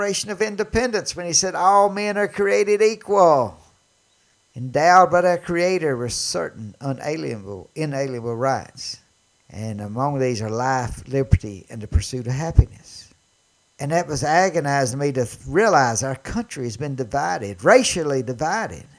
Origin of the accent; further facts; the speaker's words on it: Mississippi, United States; I was from Mississippi